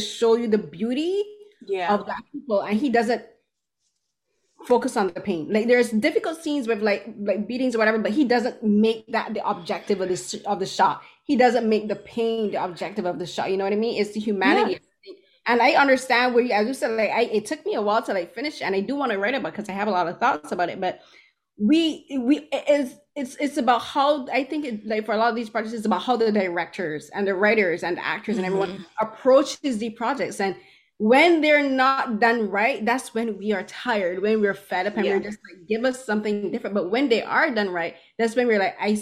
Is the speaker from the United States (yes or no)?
no; Barbados; growing up in the Caribbean and growing up in Barbados